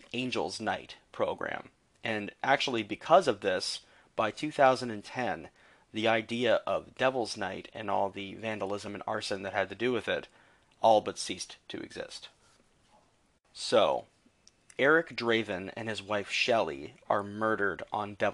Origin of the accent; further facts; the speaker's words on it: Canada; being Canadian